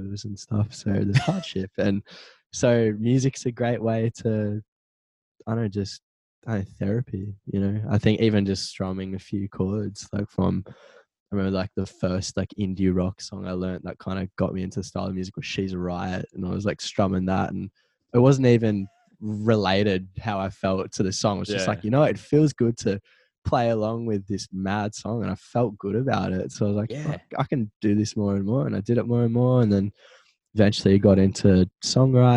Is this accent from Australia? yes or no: yes; Central Coast, New South Wales, Australia; I'm from the Central Coast, live in Avoca currently.